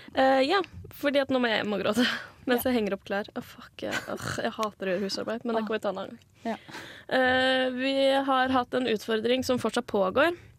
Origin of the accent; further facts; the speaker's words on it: Asker, Akershus, Norway; jeg kommer jo fra Asker